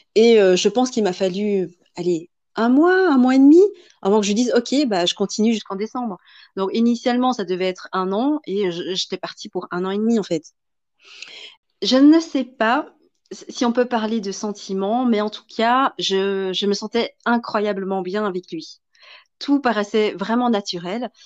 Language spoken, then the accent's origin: French; Belgium; also born or lived in Vietnam; moi étant belge